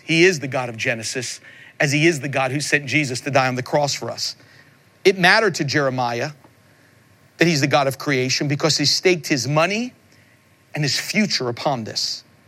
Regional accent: Long Island, New York, United States; I grew up in Long Island, New York

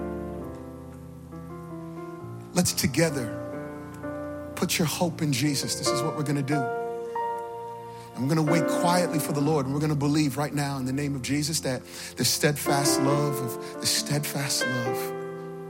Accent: Virginia, United States; now in New York City, United States; I'm originally from Virginia

